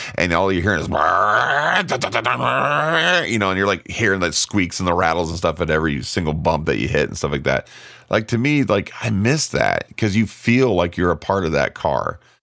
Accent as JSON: {"language": "English", "town": "Fremont", "region": "Nebraska", "country": "United States", "tie": "born or raised there", "also_born_or_lived": "Lincoln, Nebraska", "moved": "yes"}